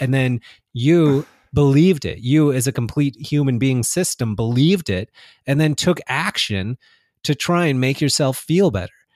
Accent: United States; I was born and raised in the United States. I've lived here my whole life.

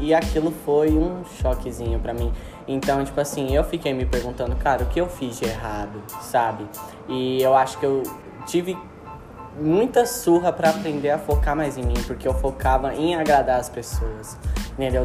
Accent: Brazil; eu sou brasileiro

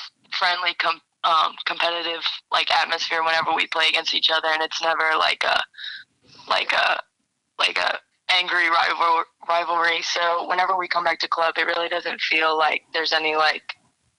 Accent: Louisiana, United States; we are from Louisiana

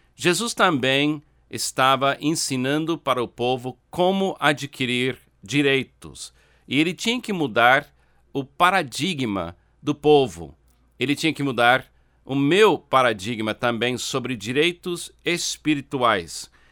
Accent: United States; Portuguese is a second language; now in Brazil; Eu nasci nos Estados Unidos. Eu tenho um passaporte americano.

